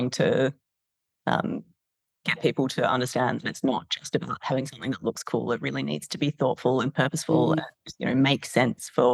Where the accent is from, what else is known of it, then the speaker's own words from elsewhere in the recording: Perth, Western Australia, Australia; moved away as an adult; also born or lived in London; now in Sydney, Australia; I grew up in Perth